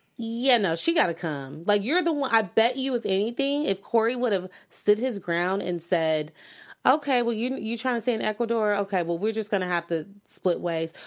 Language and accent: English; United States; as American citizens